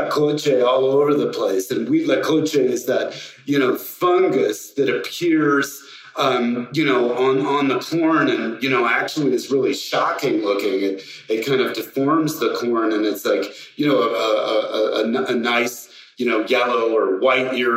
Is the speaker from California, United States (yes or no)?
yes; Northern California, United States; also born or lived in Mexico City; as a little kid growing up in Northern California